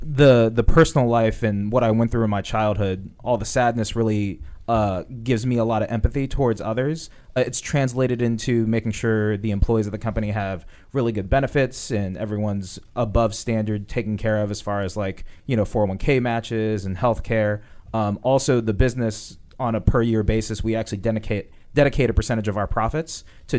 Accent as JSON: {"language": "English", "town": "Woodbridge", "region": "Virginia", "country": "United States", "said": "Woodbridge, Virginia."}